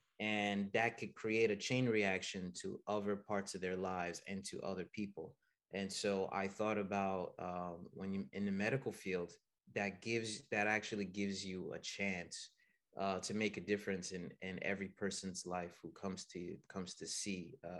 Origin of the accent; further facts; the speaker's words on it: United States; also born or lived in Haiti / Canada; No, I was born and raised in here, here in the United States.